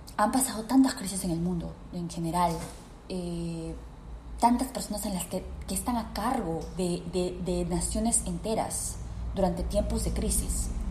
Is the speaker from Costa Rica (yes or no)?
no; Peru; en mi país, Perú